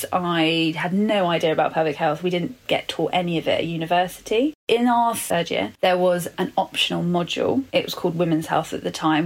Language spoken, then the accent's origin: English; London, United Kingdom; I'm born and bred Londoner